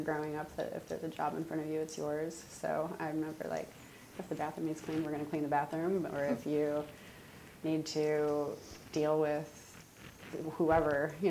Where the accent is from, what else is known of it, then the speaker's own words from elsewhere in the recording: Ohio, United States; moved away as an adult; also born or lived in Kentucky / Orange County / San Francisco / Sacramento; now in Seattle, United States; I'm from Ohio